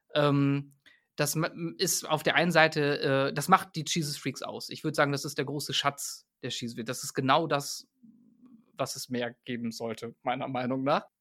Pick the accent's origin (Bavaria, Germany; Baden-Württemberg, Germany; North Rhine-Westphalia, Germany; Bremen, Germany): North Rhine-Westphalia, Germany; moved away as an adult; also born or lived in Paderborn / Bielefeld / Münster; bin ich total damit aufgewachsen. Äh, meine Eltern haben eine Gemeinde gegründet, also einem Hauskreis, wie so viele Gemeinden damals in den in den 90er Jahren, ähm, die, ja, also ne, so kleine Gruppen in Ostwestfalen